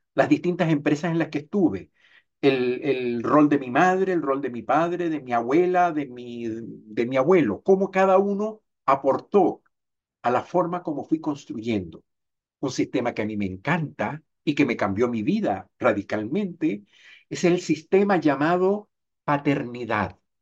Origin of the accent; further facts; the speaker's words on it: Venezuela; moved away as an adult; now in Chile; Nací en Chile, pero me crié en Venezuela y terminé de envejecer en Chile